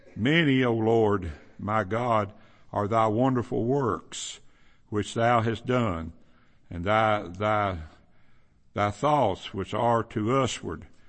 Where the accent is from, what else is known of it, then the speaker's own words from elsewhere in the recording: Kentucky, United States; where I grew up in Kentucky, there's a lot of them.